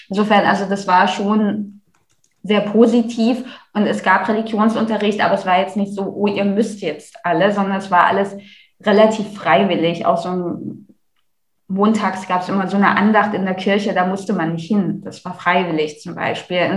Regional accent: Leipzig, Saxony, Germany; wie eingangs erwähnt, ich komme halt aus Leipzig.

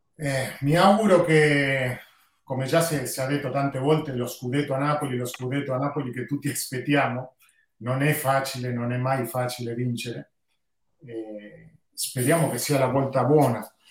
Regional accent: Uruguay; io sono uruguaiano

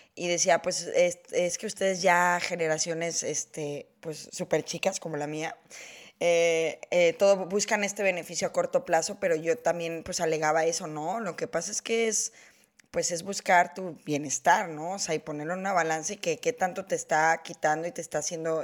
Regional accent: Mexico; yo que soy mexicana, sí tenemos esta cultura

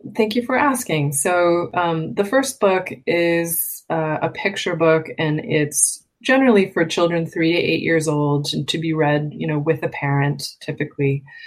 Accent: Massachusetts, United States; I grew up in on the East Coast in Massachusetts

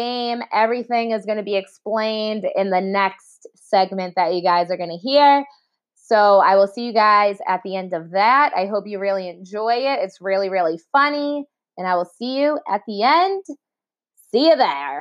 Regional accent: Boston, Massachusetts, United States; accent: Boston; my Boston accent comes out

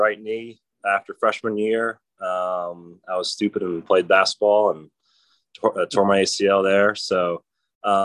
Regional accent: Providence, Rhode Island, United States; I was raised in Providence, Rhode Island

